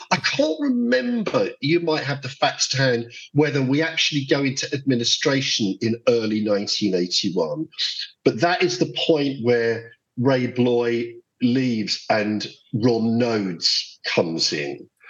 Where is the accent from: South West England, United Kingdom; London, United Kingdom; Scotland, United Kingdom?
London, United Kingdom; Croydon; I'm from Croydon, my family's from Croydon.